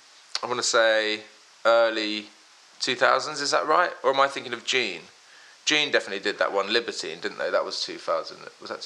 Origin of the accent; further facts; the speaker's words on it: London, United Kingdom; born there; also born or lived in Worthing / Philadelphia; I actually was born in London. I was born in London, then, because I'm half American.